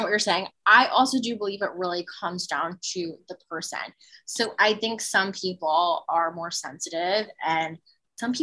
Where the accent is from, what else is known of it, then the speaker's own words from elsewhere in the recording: New Jersey, United States; from Jersey. Like I mentioned, also Italian